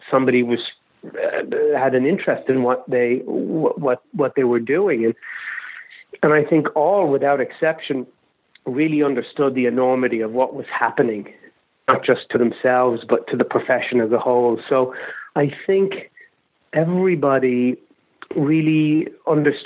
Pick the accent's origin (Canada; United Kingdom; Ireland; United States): Ireland; moved away; I didn't grow up in America. I grew up in Ireland